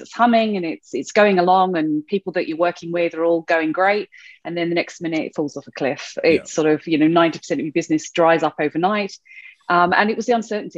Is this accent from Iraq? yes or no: no; United Kingdom; moved away as an adult; now in Australia; you could possibly tell by my dodgy accent that I wasn't actually born in Australia. So born in the UK originally, and then came over to Australia about 13 and a half, coming up 14 years ago